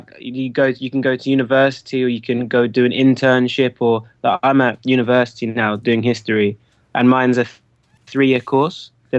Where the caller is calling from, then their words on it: Southampton, South East England, United Kingdom; I'm calling from Southampton in England